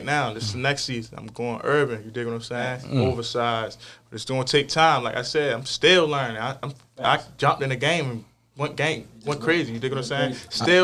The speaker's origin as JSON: {"language": "English", "town": "Baltimore", "region": "Maryland", "country": "United States", "said": "I'm from South Baltimore"}